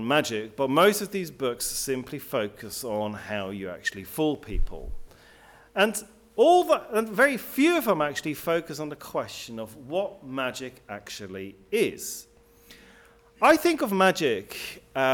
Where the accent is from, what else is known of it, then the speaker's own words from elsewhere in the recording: Switzerland; now in England; I grew up in Switzerland. I then moved to England